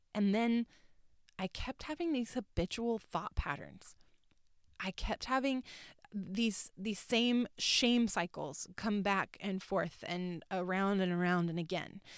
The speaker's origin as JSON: {"language": "English", "region": "North Carolina", "country": "United States", "tie": "born or raised there", "also_born_or_lived": "Orlando", "moved": "as an adult", "said": "I was born and raised in North Carolina."}